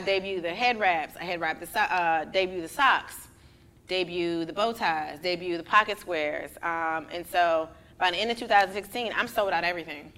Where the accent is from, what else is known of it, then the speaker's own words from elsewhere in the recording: Miami, Florida, United States; moved away as an adult; now in Atlanta, United States; I am originally from Miami. I've been in been in Atlanta for about 12 years now